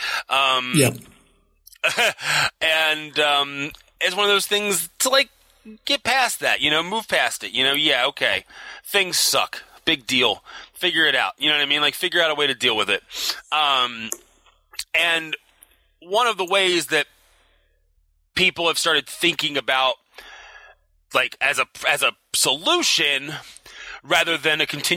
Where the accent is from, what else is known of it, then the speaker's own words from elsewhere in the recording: Baltimore, Maryland, United States; accent: Baltimore; I'm from Baltimore